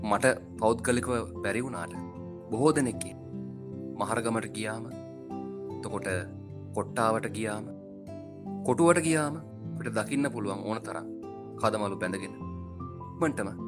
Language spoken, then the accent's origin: Sinhala; Sri Lanka; also born or lived in Colombo